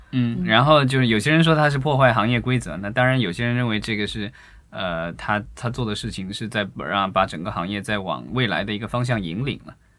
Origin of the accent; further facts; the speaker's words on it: China; 我们伟大的祖国